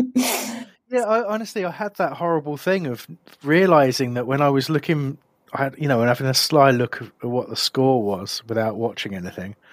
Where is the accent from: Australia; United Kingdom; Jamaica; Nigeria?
United Kingdom; Crawley, South East England; I grew up in Crawley